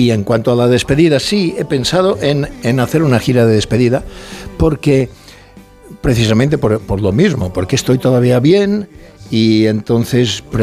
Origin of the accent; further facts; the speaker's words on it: Mallorca, Balearic Islands, Spain; accent: Mallorcan; No, no, soy de Mallorca